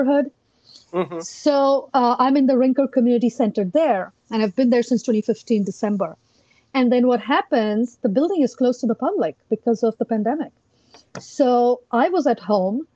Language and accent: English; India; moved away as an adult; now in Arlington, United States; I grew up in India